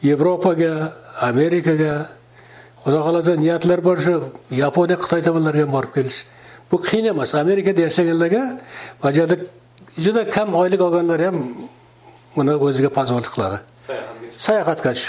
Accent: Kyzylkum, Navoiy Region, Uzbekistan; moved away as an adult; now in United States; mani o'zim qizilqumda tug'ilganman

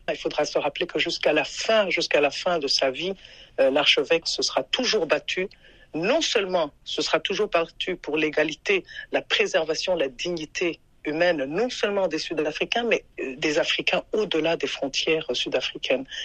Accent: Burundi; now in Maryland, United States; je viens du Burundi.

